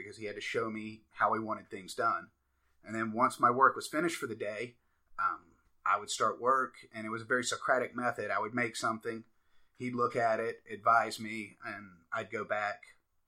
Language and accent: English; Atlanta, Georgia, United States; moved away as an adult; also born or lived in Pennsylvania; now in Greenville, United States; I'm from Atlanta